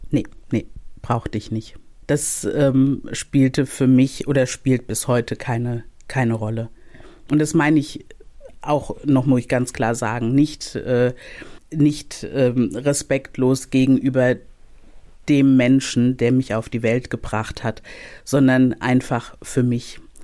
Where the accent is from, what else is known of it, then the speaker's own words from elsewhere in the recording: Mainz, Rhineland-Palatinate, Germany; Ich bin, also ich bin in Mainz aufgewachsen. Ich bin auch in Mainz geboren